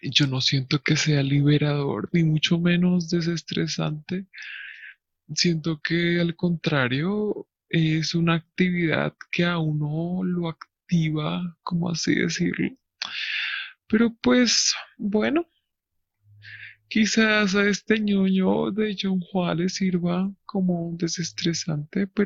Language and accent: Spanish; Lyon, Auvergne-Rhône-Alpes, France; Spanish is a second language; Pues yo soy francés, yo crecí en Francia desde que tengo memoria, pero y pues gracias a esto, gracias a que crecí en un pequeño pueblo llamado Lyon, siempre fui como muy distinto